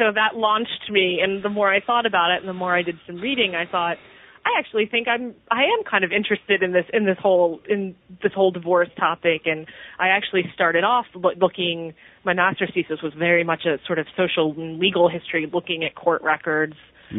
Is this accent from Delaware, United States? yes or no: yes; Wilmington, Delaware, United States; So I grew up in Wilmington, Delaware, the large family, mm-hmm. and I went to college in North Carolina